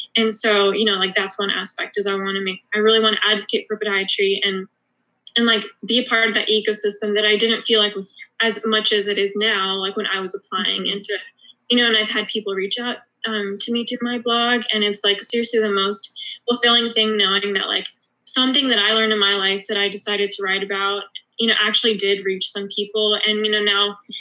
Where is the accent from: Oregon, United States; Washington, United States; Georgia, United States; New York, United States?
Georgia, United States; Atlanta; moved away as an adult; also born or lived in Philadelphia; I'm originally from Atlanta